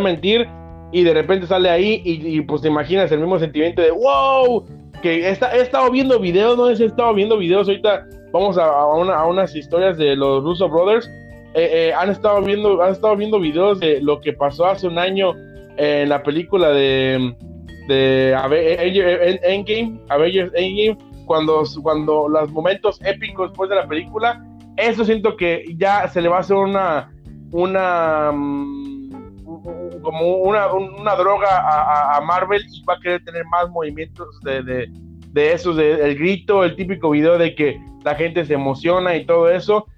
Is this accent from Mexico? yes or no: yes; Mexico; uno siendo mexicano